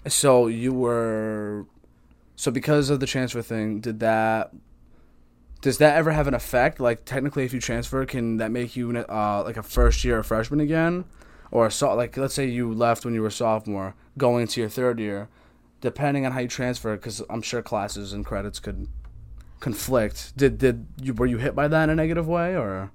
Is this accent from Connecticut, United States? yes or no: yes; Connecticut, United States; I'm just Connecticut, everything. I could tell you everything about Connecticut